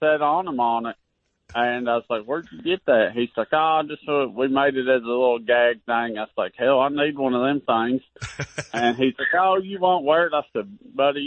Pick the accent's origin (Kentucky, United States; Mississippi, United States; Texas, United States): Kentucky, United States; Western; I grew up in Western Kentucky, living in a trailer park